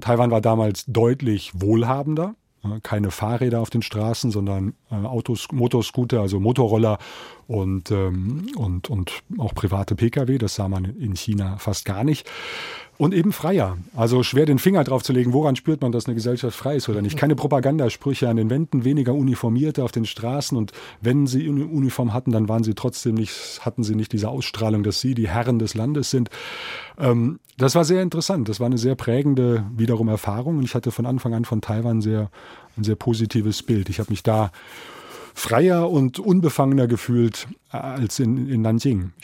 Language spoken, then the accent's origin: German; Biedenkopf, Hesse, Germany; moved away as an adult; also born or lived in Berlin / Taipei; meiner Heimatstadt Biedenkopf ist, in der ich nun 20 Jahre meines Lebens äh, verbracht habe